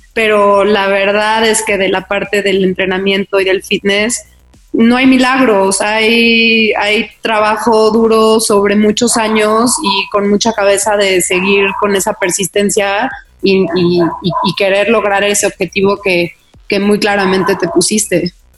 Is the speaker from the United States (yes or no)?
yes; United States; now in Mexico; crecí en Estados Unidos casi toda mi vida